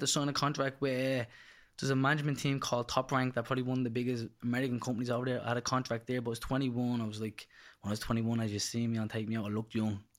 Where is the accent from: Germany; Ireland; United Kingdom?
Ireland; Dublin, Leinster; I'm from Charlemont Street, originally Fletcher's, actually only up the road, and, uh, pretty rough area.